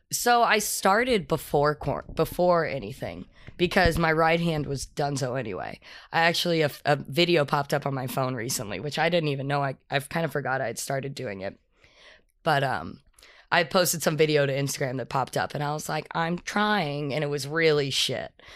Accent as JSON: {"language": "English", "region": "Texas", "country": "United States", "also_born_or_lived": "Colorado", "moved": "yes", "said": "I'm from Texas originally"}